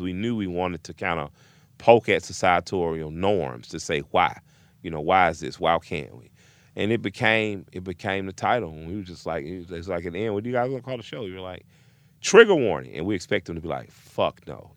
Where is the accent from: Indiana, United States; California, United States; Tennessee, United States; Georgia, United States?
Georgia, United States; Atlanta; I'm from the South where things are pretty segregated, even if by way of self-segregation, I grew up in an all-black community